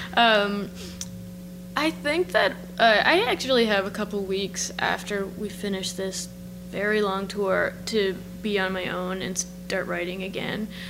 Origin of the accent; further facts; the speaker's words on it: Cape Breton, Nova Scotia, Canada; I'm from Cape Breton